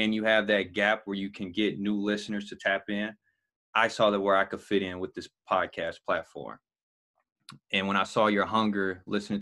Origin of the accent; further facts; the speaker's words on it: Gary, Indiana, United States; also born or lived in Chicago / Kentucky; I'm from Gary